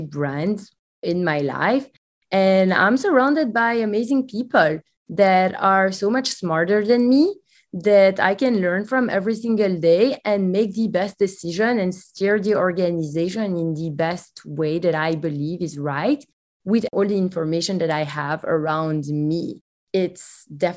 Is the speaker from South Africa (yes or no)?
no; Belgium; English is a second language; now in United States; Yes, you can hear it from my accent. I'm not from the US. I'm actually from Belgium.